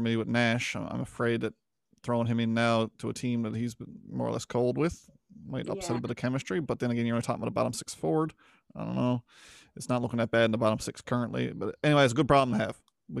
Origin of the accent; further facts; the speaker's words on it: Newfoundland and Labrador, Canada; If you didn't already know from our dialect, how fast I talk, Chad's towny accent, we're all from Newfoundland.